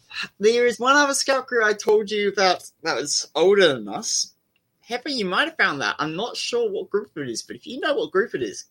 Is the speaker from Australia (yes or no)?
yes; South Australia, Australia; We are South Australian.